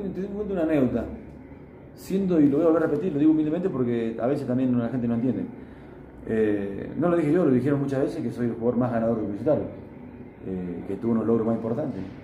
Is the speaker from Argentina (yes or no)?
yes; Argentina; now in Sucre, Bolivia; voy a Argentina porque tengo mi familia allá